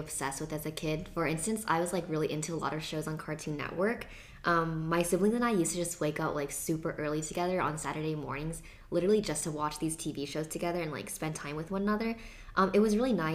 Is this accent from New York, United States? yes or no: no; Seattle, Washington, United States; moved away; reminds me of just growing up in Seattle